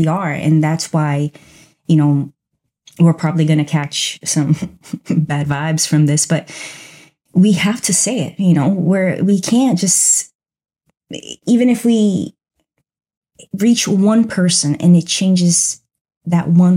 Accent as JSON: {"language": "English", "country": "Brazil", "tie": "born or raised there", "moved": "yes", "lives_now": "United States", "said": "I grew up in Brazil. I grew up in another country."}